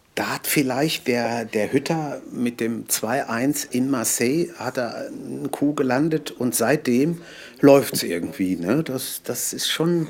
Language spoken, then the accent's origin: German; Ruhr area, North Rhine-Westphalia, Germany; bei uns im Ruhrgebiet